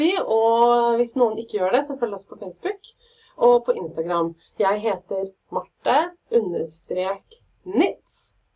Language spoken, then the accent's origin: Norwegian; Fredrikstad, Østfold, Norway; accent: Fredrikstad dialect; Jeg er fra Fredrikstad, masse stolthet Fredrikstad-dialekta, men allmåge sa vi